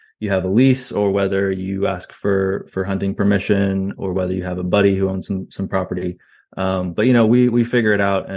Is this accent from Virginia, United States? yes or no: yes; Virginia, United States; also born or lived in Canada / Austin, Texas; now in Texas, United States; where'd you grow up? That's kind of the short answer is Virginia